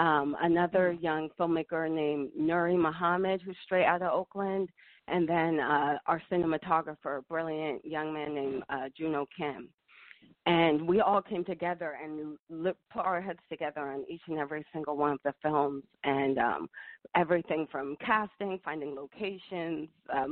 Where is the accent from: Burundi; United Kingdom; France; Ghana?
Ghana; Yeah, I am. Both of my parents were born in Ghana, born and raised.